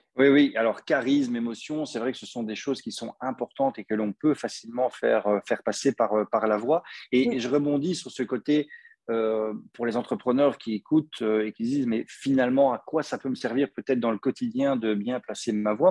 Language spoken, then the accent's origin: French; Belgium; accent: Belgian; mon accent belge